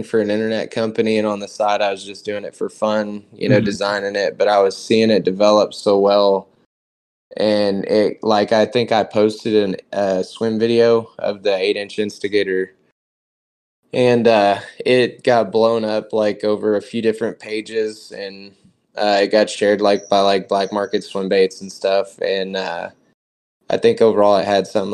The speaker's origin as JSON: {"language": "English", "area": "an hour west of Dallas and Fort Worth", "region": "Texas", "country": "United States", "tie": "born or raised there", "said": "I'm an hour west of Dallas and Fort Worth area"}